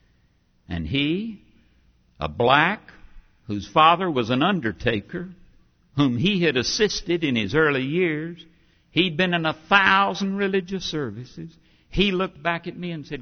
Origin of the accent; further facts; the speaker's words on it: North Carolina, United States; moved away; also born or lived in Princeton; I came from North Carolina.